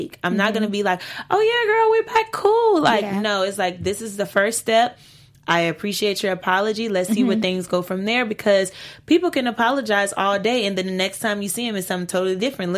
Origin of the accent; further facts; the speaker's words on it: Louisiana, United States; I'm from the South. I'm from Louisiana